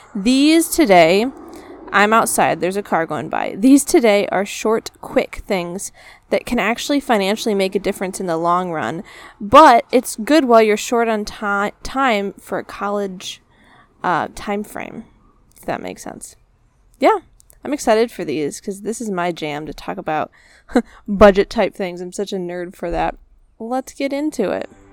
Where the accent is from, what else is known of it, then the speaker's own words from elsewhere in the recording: United States; I'm an American